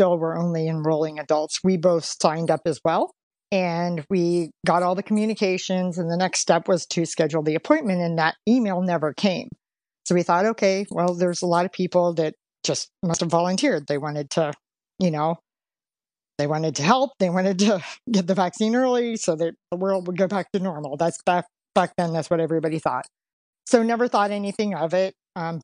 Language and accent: English; Pennsylvania, United States; now in Cincinnati, United States; We're actually both from Pennsylvania